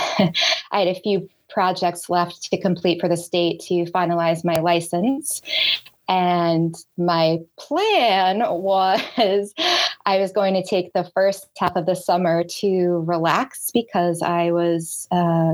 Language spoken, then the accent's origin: English; Boston, Massachusetts, United States; I grew up in the Boston area.